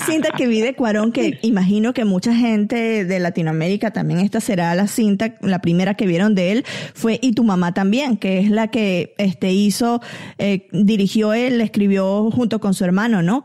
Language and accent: Spanish; Barquisimeto, Lara, Venezuela; moved away; en Venezuela teníamos a, señoras que nos iban a ayudar a la casa también